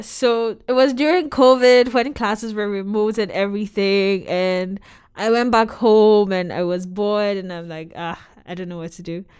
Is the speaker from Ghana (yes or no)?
yes; Ghana; moved away; I was born and raised in Ghana